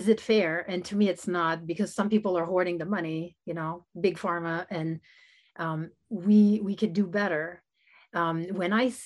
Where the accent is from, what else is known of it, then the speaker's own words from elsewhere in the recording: Canada; also born or lived in United States; I'm Canadian